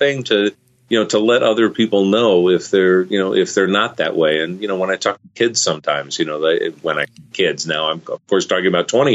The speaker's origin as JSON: {"language": "English", "town": "Arlington", "region": "Virginia", "country": "United States", "tie": "born or raised there", "said": "Arlington, Virginia, which was my hometown"}